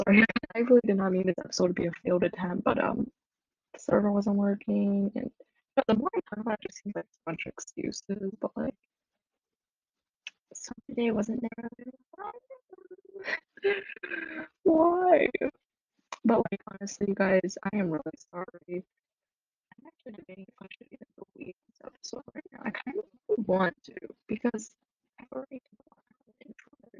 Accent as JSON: {"language": "English", "country": "United States", "said": "me being Chinese American"}